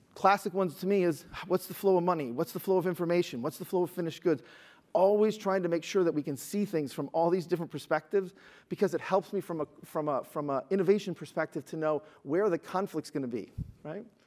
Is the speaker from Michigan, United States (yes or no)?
yes; Detroit, Michigan, United States; I'm from Detroit